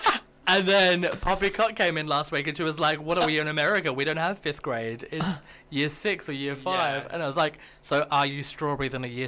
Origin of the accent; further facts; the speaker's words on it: Australia; also born or lived in Kilburn, London; now in London, United Kingdom; I grew up in Australia, where the Muslim population isn't huge, so I didn't know about Eid and Ramadan and all that kind of stuff. And when I moved to where I first lived in Kilburn, there was a big Muslim population.